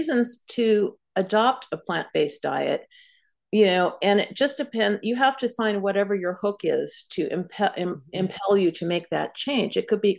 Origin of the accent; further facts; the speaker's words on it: Montclair, New Jersey, United States; promoting plant-based meals in restaurants in Montclair, in my hometown